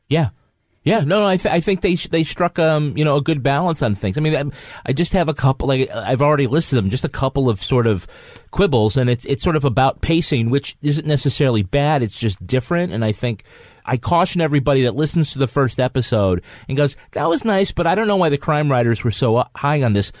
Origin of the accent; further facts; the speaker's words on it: United States; I'm American